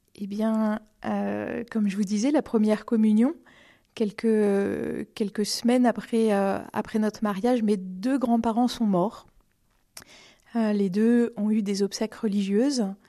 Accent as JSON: {"language": "French", "town": "Romorantin-Lanthenay", "region": "Centre-Val de Loire", "country": "France", "tie": "born or raised there", "also_born_or_lived": "Vendôme / Blois", "lives_now": "Montoire-sur-le-Loir, France", "said": "je, suis née euh, à Vendôme, mais j'ai grandi à Romorantin"}